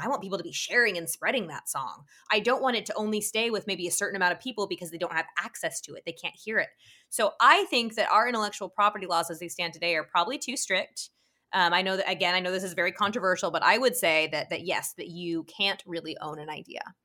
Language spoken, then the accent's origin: English; Utah, United States; I was probably a teenager, 'cause I'm also from Utah, from your state